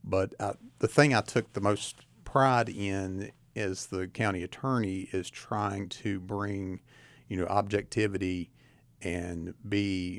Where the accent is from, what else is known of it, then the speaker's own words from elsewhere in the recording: Tazewell, Virginia, United States; I did. I'm from Tazewell. I'm a Tazewell Bulldog.